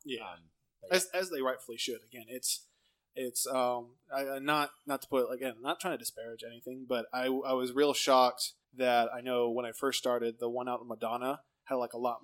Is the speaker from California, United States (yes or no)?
yes; Lemoore, California, United States; moved away; I'm from Lemoore originally